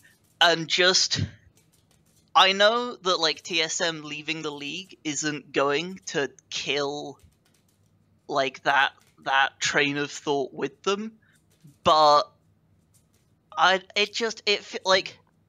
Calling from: United Kingdom; I am calling from the United Kingdom.

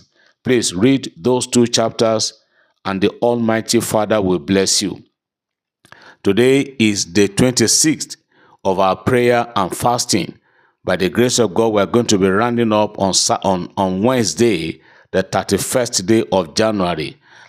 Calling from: London, United Kingdom; I'm testifying from London, United Kingdom.

